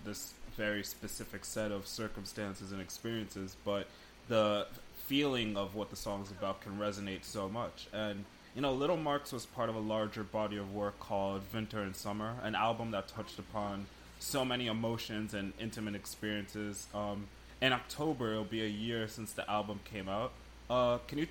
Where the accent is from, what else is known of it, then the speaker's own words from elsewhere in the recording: United Kingdom; now in United States; So I grew up in the UK. I was born here in America, but I grew up in the UK